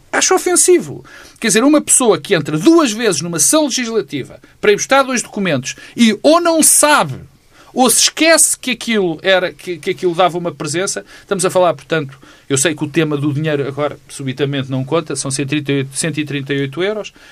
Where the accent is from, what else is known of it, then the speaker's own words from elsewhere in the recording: Norte, Portugal; teve aquelas coisas que nós todos conhecemos de eu sou do Alto Minho